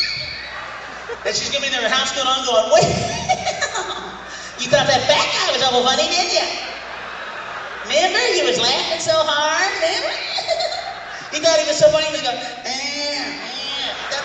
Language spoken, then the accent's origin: English; Peoria, Illinois, United States; moved away; I'm originally from Peoria